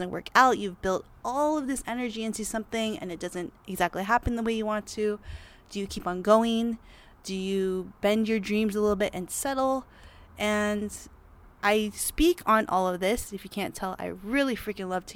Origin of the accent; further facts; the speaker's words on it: Los Angeles, California, United States; I was born in Los Angeles, California